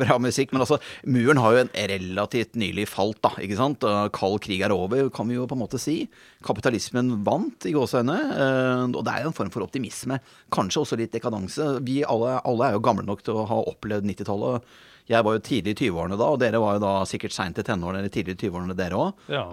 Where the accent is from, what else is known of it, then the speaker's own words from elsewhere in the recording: Norway; som nordmann